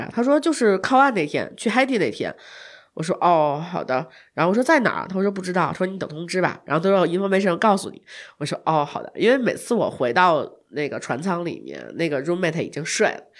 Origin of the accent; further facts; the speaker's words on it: China; 因为当时他们说我是从中国来的嘛